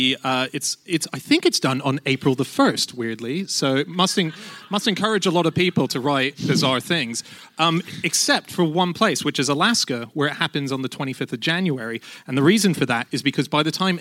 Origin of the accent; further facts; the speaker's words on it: Australia; moved away; I come from Australia.